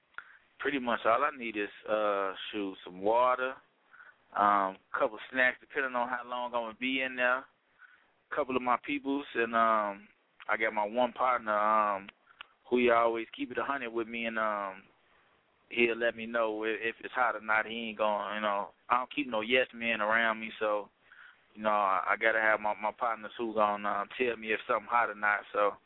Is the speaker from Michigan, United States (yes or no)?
no; Chicago, Illinois, United States; When they hear me, they can't believe I'm from Chicago because I don't really have, like, a Chicago sound.